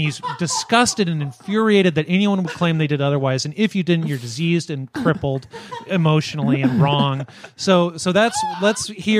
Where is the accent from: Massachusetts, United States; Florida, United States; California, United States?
California, United States; Napa; moved away; my hometown of Napa